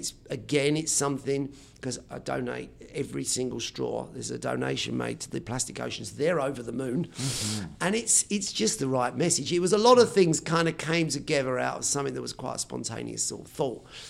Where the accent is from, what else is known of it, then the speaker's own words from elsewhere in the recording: Gravesend, South East England, United Kingdom; I was born on the River Thames, right, where Pocahontas died